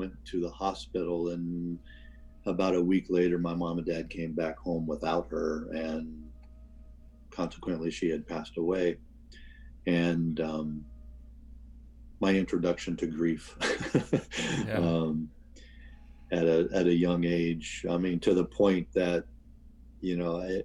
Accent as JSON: {"language": "English", "area": "Seattle area", "region": "Washington", "country": "United States", "tie": "born or raised there", "also_born_or_lived": "Wichita, Kansas / Tacoma", "said": "I was born in Wichita, Kansas, and we moved to the Seattle area when I was one. My dad worked for Boeing"}